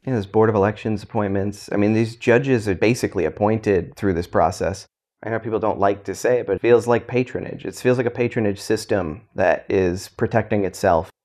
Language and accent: English; New York City, New York, United States; also born or lived in New Jersey; I was born in South Brooklyn. Family moved to Jersey, so I lived on a farm briefly